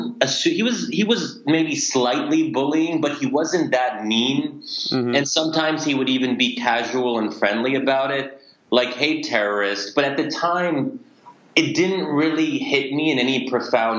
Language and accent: English; United States; I'm a product of American culture